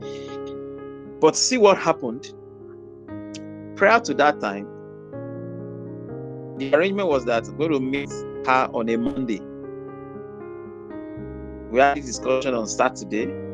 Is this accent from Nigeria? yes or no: yes; Ede, Osun, Nigeria; I left my hometown, that's Eden, Osun State, for Ibadan